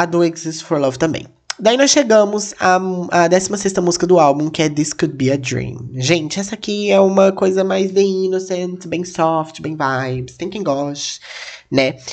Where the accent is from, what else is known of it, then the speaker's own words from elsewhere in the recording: Castilândia, Mato Grosso do Sul, Brazil; moved away; eu sou de uma cidadezinha, gente, que chama Castlândia